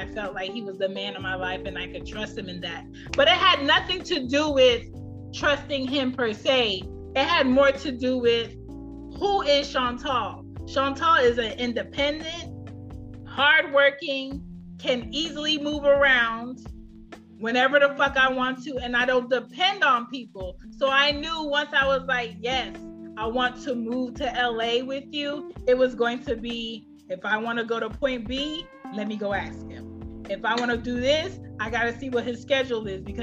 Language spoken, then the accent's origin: English; Jamaica; me being Jamaican